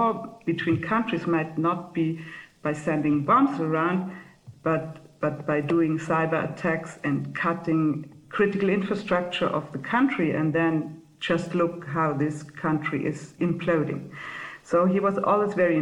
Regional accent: Munich, Bavaria, Germany; moved away as an adult; now in Switzerland; I'm coming from Munich. So I was born and grew up in Bavaria

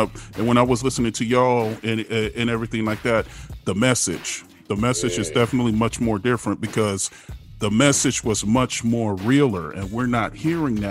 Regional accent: Oceanside, California, United States; also born or lived in Vista, California; now in Temecula, United States; I live in a place called Temecula now, but I grew up in Oceanside Vista area

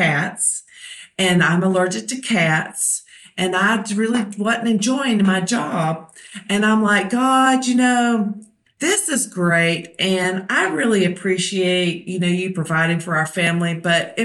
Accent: Hueytown, Alabama, United States; I grew up in Hueytown, Alabama. So it's on the west side of Birmingham

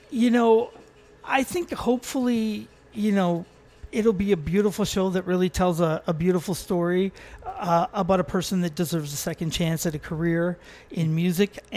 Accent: North Vancouver, British Columbia, Canada; also born or lived in New York / Los Angeles; I was born and raised on the North Shore of Vancouver.

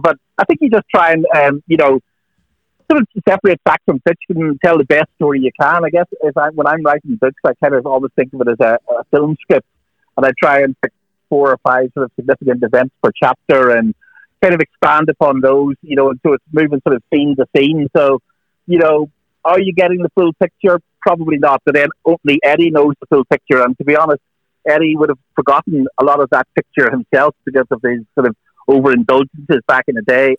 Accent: Northern Ireland, United Kingdom; I grew up in Northern Ireland

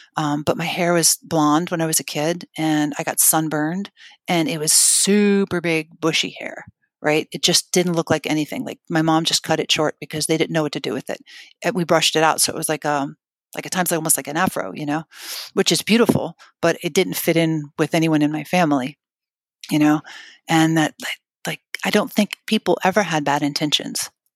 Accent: Scranton, Pennsylvania, United States; I was born in Scranton, Pennsylvania.

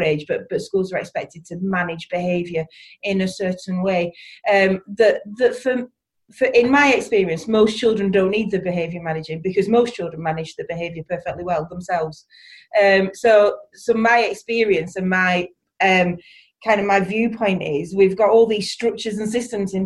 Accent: East Lancashire, North West England, United Kingdom; accent: East Lancashire; from Barrowford Primary School, which is in East Lancashire. You'll probably be able to get that from the accent

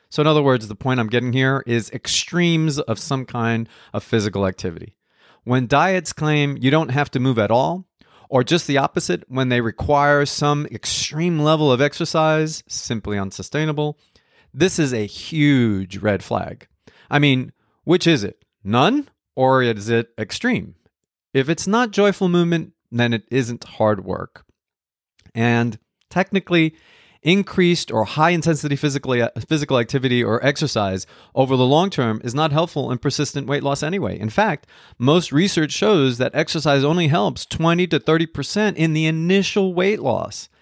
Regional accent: New Jersey, United States; also born or lived in Colombia; I was born in Colombia. I grew up in New Jersey

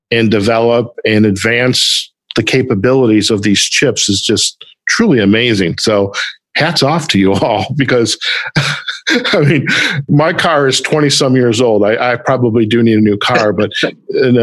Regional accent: Detroit, Michigan, United States; moved away; Just coming back from my hometown in Detroit

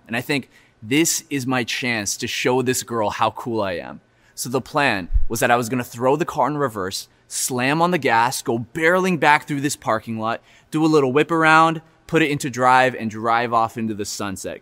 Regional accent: Florida, United States; now in Vancouver, Canada; I grew up in Florida

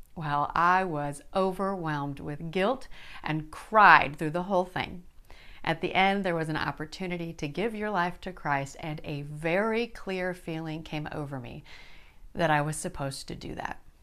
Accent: Yankton, South Dakota, United States; now in Arkansas, United States; I was born and raised in Yankton, South Dakota, my dad's hometown.

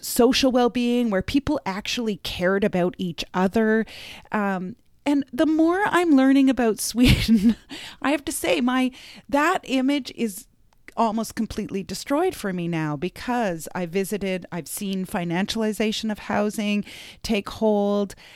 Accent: Canada; I grew up in Canada

